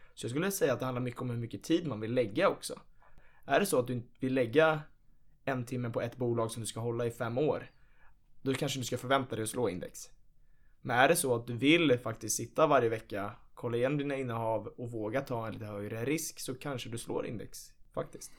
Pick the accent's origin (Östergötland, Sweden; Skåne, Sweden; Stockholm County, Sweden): Stockholm County, Sweden; Nacka; Jag är ju från Nacka i Stockholm